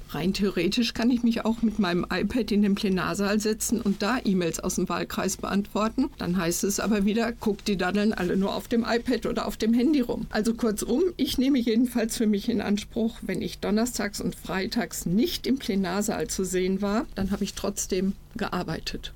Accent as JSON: {"language": "German", "town": "Iserlohn", "region": "North Rhine-Westphalia", "country": "Germany", "tie": "born or raised there", "said": "Kommunalpolitik hier in Iserlohn, in meiner Heimatstadt"}